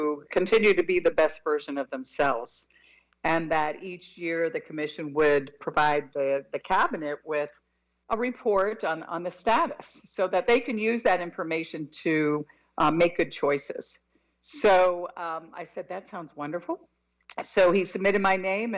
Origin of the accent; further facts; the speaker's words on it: Miami, Florida, United States; I was born and raised in Miami in a household of 14 people